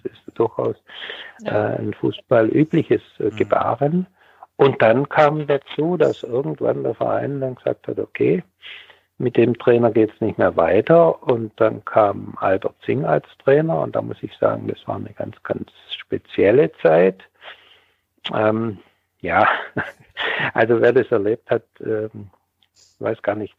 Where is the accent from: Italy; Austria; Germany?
Germany; Ebersbach an der Fils, Baden-Württemberg; also born or lived in East Germany; Und Ebersbach ist aber der, der Ort, wo ich aufgewachsen bin